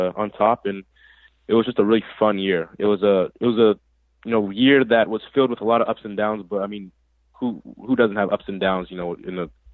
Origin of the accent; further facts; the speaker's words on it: California, United States; I'm from California, and I live like an hour and a half away from High Desert